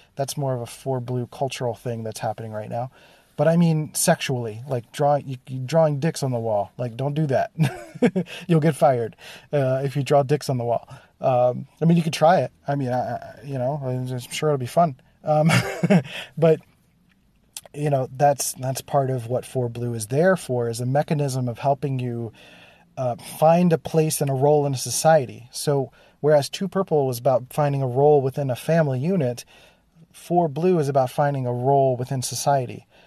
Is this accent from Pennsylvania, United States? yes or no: yes; Philadelphia, Pennsylvania, United States; born or raised there